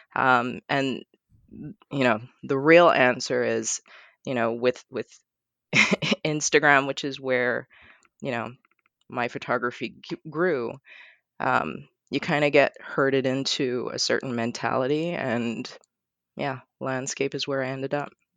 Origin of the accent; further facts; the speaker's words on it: Barbados; now in Portland, United States; I grew up in Barbados